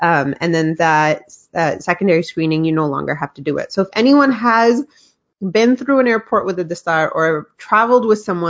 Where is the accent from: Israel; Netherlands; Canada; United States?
Canada; it showed that we're Canadian just like everyone else, and we have access to the same tools for activism and advocacy, and we use them well.